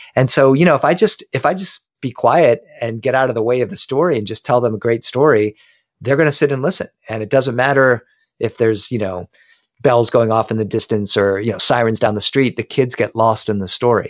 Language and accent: English; Delaware, United States; now in Los Angeles, United States; I grew up in Delaware.